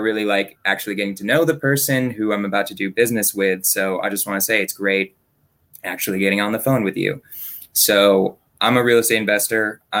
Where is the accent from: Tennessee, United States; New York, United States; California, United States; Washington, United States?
California, United States; Berkeley; I grew up in Berkeley.